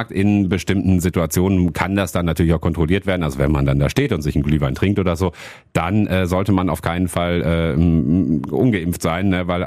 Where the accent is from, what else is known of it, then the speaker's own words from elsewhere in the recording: Hattingen, North Rhine-Westphalia, Germany; Ich komme ursprünglich aus Hattingen, das ist ja gar nicht weit hier im, im Ruhrgebiet, ne?